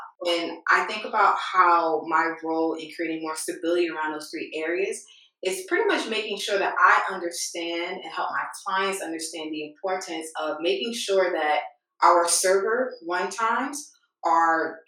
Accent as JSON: {"language": "English", "town": "New York City", "region": "New York", "country": "United States", "said": "So I'm originally from New York City"}